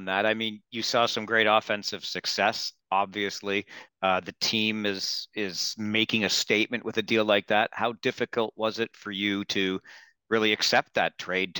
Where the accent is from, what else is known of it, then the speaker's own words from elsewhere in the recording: Southern Ontario, Canada; I grew up in Southern Ontario